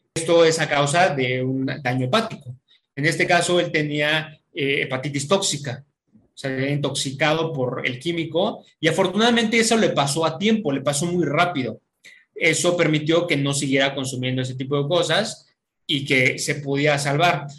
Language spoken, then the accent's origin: Spanish; Mexico City, Mexico; also born or lived in Querétaro; soy de la Ciudad de México, ahorita me encuentro en Querétaro